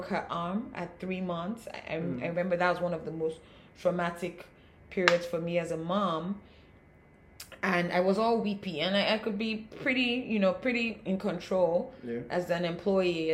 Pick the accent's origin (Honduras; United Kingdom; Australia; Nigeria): Nigeria; being African, with being Nigerian